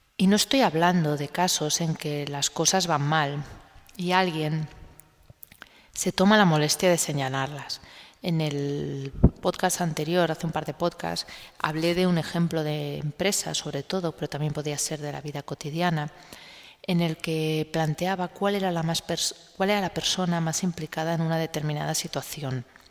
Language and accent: Spanish; Spain; en un país como el español